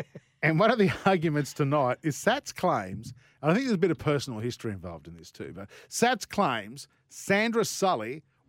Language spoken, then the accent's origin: English; Sydney, New South Wales, Australia; Brian Henderson, who I grew up with on Channel 9 in Sydney